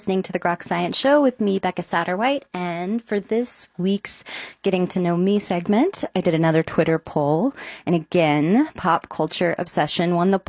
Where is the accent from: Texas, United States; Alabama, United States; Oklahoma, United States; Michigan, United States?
Texas, United States; now in Chicago, United States; I am from Texas.